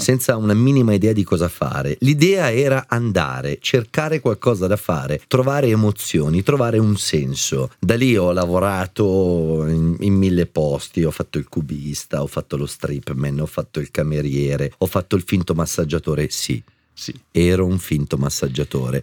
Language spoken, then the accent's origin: Italian; Arezzo, Tuscany, Italy; moved away as an adult; also born or lived in Milan; Io sono partito da Arezzo, senza un soldo